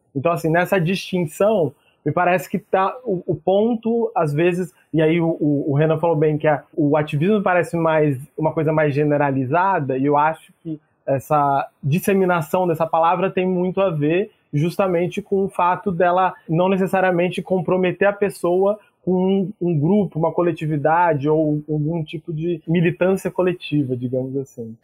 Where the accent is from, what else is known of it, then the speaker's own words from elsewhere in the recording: São Paulo, Brazil; moved away as an adult; also born or lived in Niterói; eu sou nascido e criado em São Paulo, na periferia de São Paulo